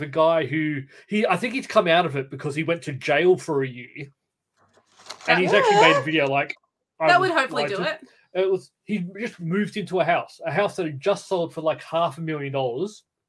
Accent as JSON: {"language": "English", "town": "Cranbrook", "region": "Queensland", "country": "Australia", "tie": "born or raised there", "said": "Cranbrook is where I grew up. I grew up in Carriage Park. We're about like 10 minutes away."}